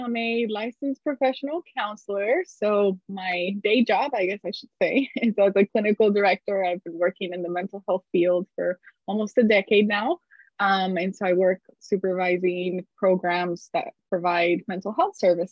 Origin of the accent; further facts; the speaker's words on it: Colombia; moved away; This was back in Colombia. I'm from Colombia originally